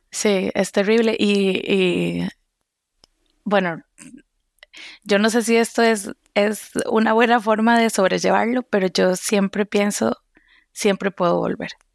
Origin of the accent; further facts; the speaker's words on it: Costa Rica; moved away as an adult; also born or lived in Seville / France; now in Boston, United States; soy de Costa Rica